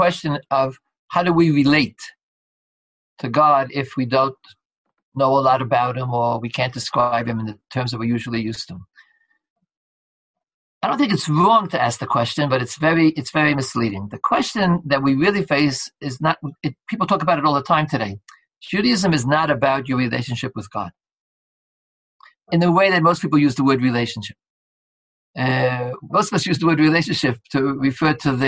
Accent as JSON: {"language": "English", "country": "United States", "said": "Being American"}